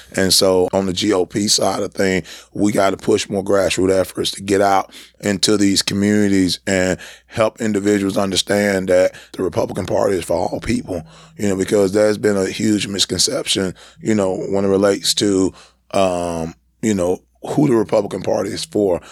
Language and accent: English; San Diego, California, United States; moved away; up in a single parent home in San Diego, California